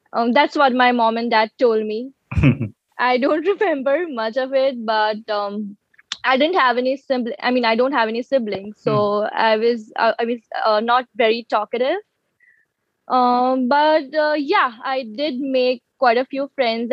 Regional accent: Vadodara, Gujarat, India; moved away as an adult; also born or lived in Mumbai, India; now in Toronto, Canada; And then my childhood was in Vadodara. I grew up in Vadodara

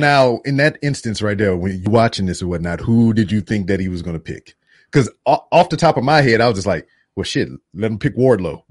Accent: Louisiana, United States; moved away; also born or lived in Texas; being from Louisiana, a lot of our accents are just jacked up anyway

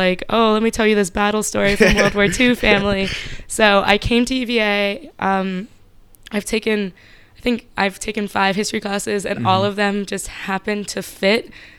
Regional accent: Myanmar; but I grew up in Myanmar.

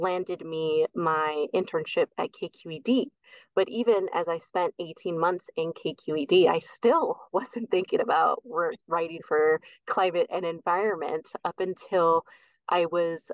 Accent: Bay Area, East Bay, California, United States; moved away as an adult; now in Oregon, United States; Born and raised in the Bay Area, East Bay, but both my parents are from Guatemala

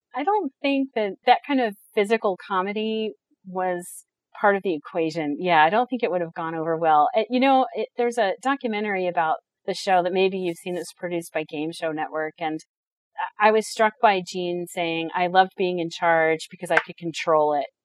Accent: United States; I'm American

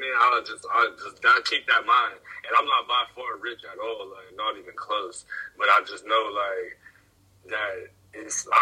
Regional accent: near Pittsburgh, Ohio, United States

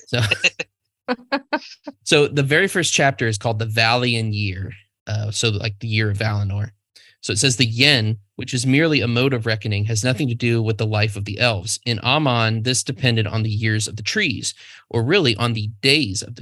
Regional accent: United States; I'm American

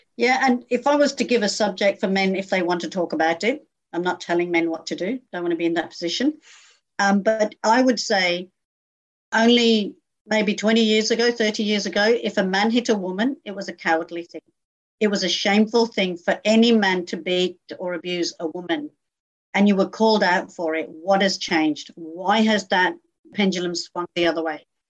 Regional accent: United Kingdom; moved away as an adult; now in Australia; grew up in a very small community in the UK, and that community grew, became very successful

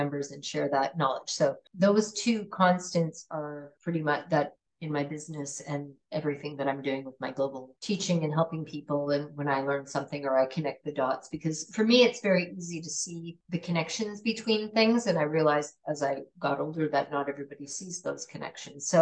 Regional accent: Canada; moved away; also born or lived in California / Italy; I grew up in Canada

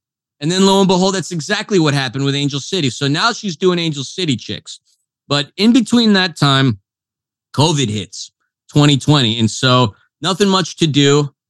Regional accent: Northeast, United States; I'm from the Northeast. I played sports.

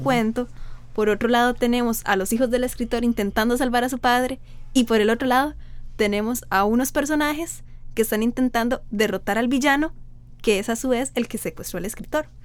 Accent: Costa Rica; como los ticos decimos aquí

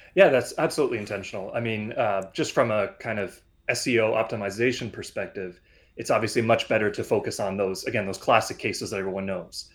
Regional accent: Canada; I am a Canadian. I'm living in Toronto right now.

